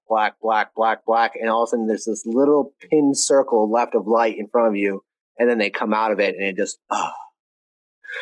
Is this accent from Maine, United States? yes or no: yes; Maine, United States; moved away as an adult; also born or lived in Alaska; I've been living my life in Maine, which is basically its own country. It's just so isolated from everything else. Half the country doesn't even know it's a state. I say I'm from Maine